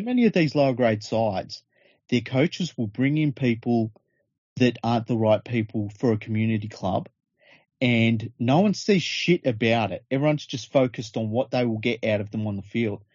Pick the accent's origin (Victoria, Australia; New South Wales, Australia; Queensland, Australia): New South Wales, Australia; Penrith; I'm from Penrith